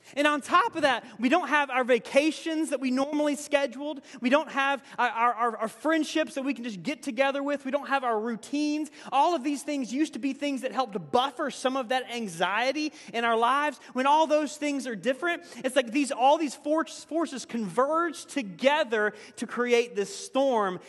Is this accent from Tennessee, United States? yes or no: yes; Tennessee, United States; moved away; my home state of Tennessee